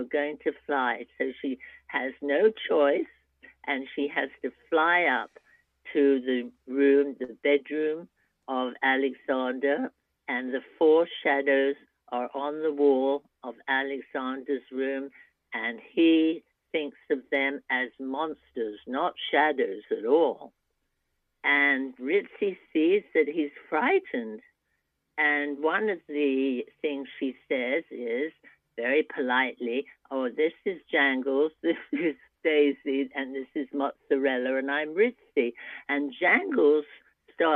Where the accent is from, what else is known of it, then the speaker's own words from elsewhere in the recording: England, United Kingdom; now in United States; I'm an immigrant from England